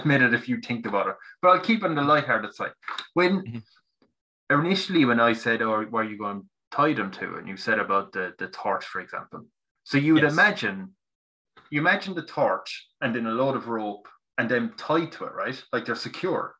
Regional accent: Tipperary, Munster, Ireland; I'm from Ireland, right? From countryside in Tipperary

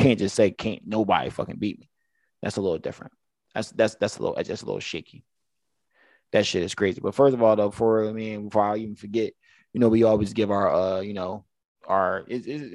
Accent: Philadelphia, Pennsylvania, United States; growing up in Philadelphia

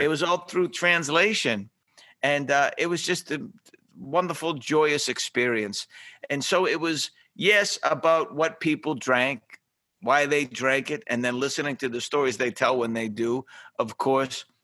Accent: Boston, Massachusetts, United States; I grew up shining shoes in South Boston

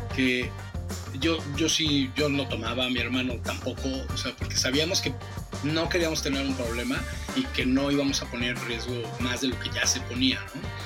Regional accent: Mexico; moved away as an adult; also born or lived in England; soy el mexicano

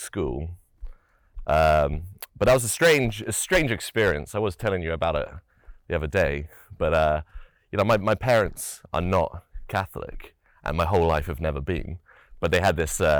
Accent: United Kingdom; I'd say I'm from the United Kingdom

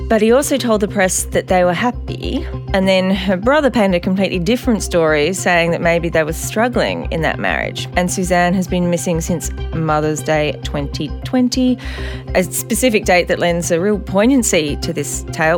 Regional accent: Adelaide, South Australia, Australia; my hometown of Adelaide

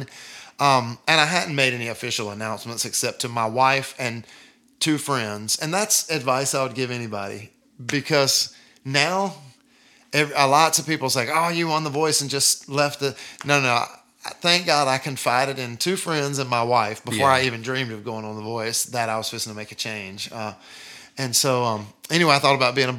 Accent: Deep South, United States; I'm from the Deep South, and I'm from, like, the buckle of the Bible Belt

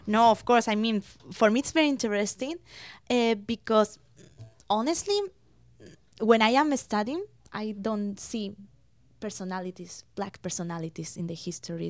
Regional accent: Spain; now in London, Canada; I was born in Spain. My parents are from Spain

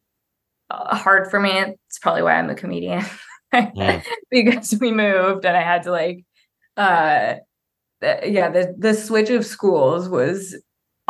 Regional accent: Bay Area, California, United States; also born or lived in Cleveland, Ohio; when I was six, my family moved to the Bay Area

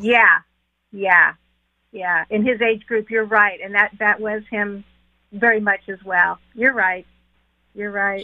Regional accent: California, United States; now in North Carolina, United States; I'm actually from California, moved to North Carolina, so I don't have a Southern accent

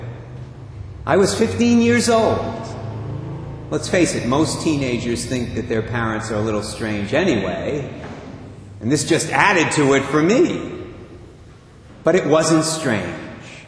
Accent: Barrington, Rhode Island, United States; there is a monastery, Carmelite Monastery, here in our state, in my hometown of Barrington

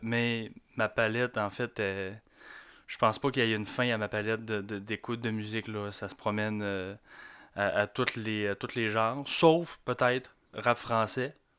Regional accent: Quebec, Canada; ça se peut que j'aille un accent, c'est normal. Je suis du Lac-Saint-Jean.

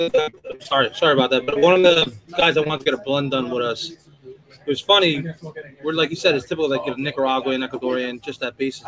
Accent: New York City, New York, United States; growing up in New York City and just the out suburbs of New York

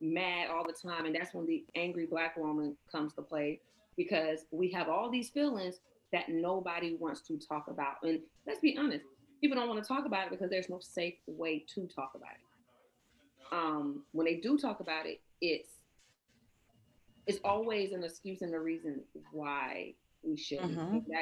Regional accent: Georgia, United States; I am from the South, I am from Georgia. So I grew up in a house where yes ma'am, no ma'am was the thing

